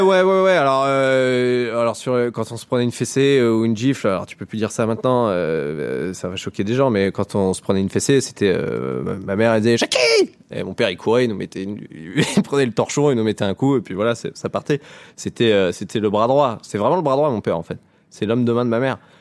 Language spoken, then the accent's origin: French; Lower Normandy, France; en Basse-Normandie, euh, là où j'ai grandi, moi je viens de la campagne